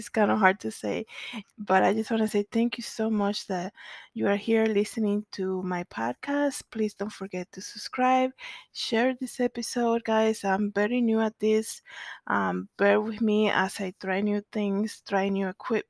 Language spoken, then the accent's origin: English; Dominican Republic; moved away; I am originally from the Dominican Republic